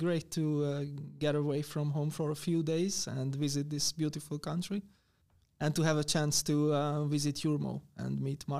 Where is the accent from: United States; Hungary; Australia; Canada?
Hungary; from Hungary